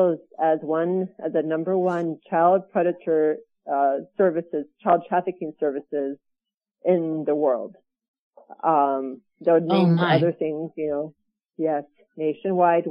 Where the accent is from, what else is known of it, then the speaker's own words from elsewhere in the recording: Burbank, California, United States; I am from Burbank, California.